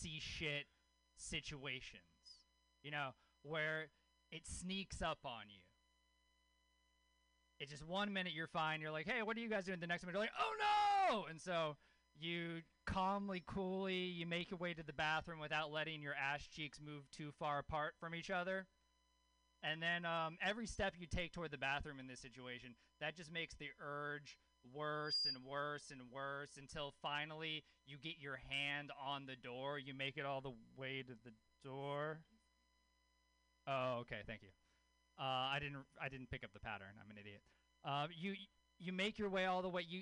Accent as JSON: {"language": "English", "region": "Louisiana", "country": "United States", "tie": "born or raised there"}